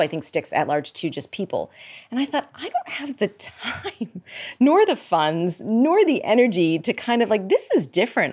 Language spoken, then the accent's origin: English; outside of Boston, Massachusetts, United States; moved away as an adult; also born or lived in New York / Los Angeles / Boulder / Midwest; I grew up outside of Boston, and I have lived in New York, Boston, L A, went to grad school in Boulder